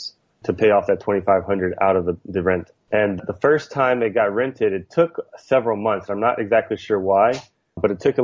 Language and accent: English; outside New Orleans, Louisiana, United States; moved away as an adult; now in Long Beach, United States; I grew up outside New Orleans, Louisiana, in a really small town